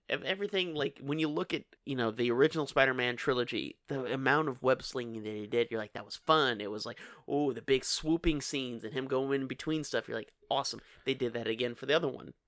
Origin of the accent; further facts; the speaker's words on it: Kenner, Louisiana, United States; I grew up in Kenner